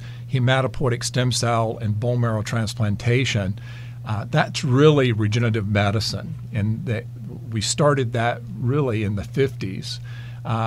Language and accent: English; North Carolina, United States; moved away as an adult; also born or lived in Nebraska; my home state is North Carolina, so it was moving back home